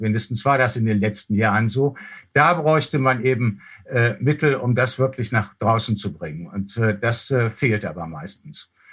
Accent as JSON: {"language": "German", "country": "Germany", "said": "wir als Deutsche"}